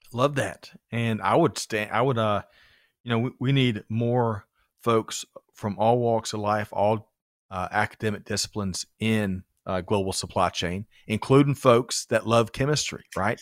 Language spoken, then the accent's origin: English; Aiken, South Carolina, United States; when I grew up in South Carolina, Aiken, it's, it was hash and rice